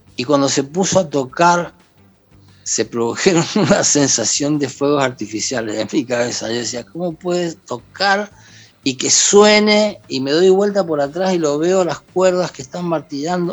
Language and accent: Spanish; Argentina; moved away as an adult; also born or lived in Mexico; volví a la Pachamama, volví a mi tierra, volví